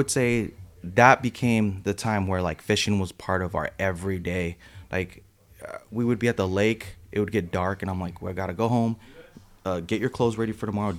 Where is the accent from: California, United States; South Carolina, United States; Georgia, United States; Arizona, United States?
California, United States; San Jose; the neighborhood that I'm from. That I grew up in was mostly skateboarding